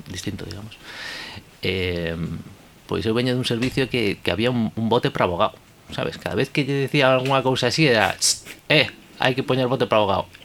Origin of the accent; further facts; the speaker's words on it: Galicia, Spain; moved away as an adult; now in Bilbao, Spain; ao final son galego